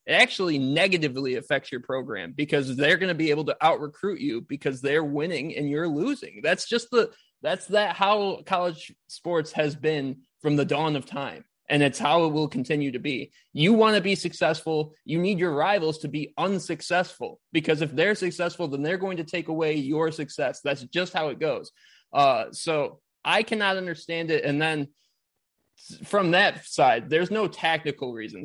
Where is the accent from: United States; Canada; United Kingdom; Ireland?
United States; Big Ten country, Midwest; I grew up in Big Ten country